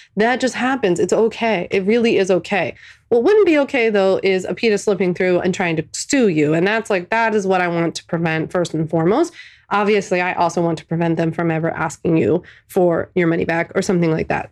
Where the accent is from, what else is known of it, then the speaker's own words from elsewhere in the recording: Philadelphia, Pennsylvania, United States; moved away as an adult; I'm a Philly born and raised girl, never left